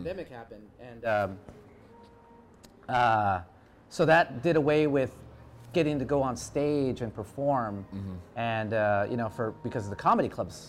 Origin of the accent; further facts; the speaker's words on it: Philippines; I'm Filipino, man. It's just in my blood.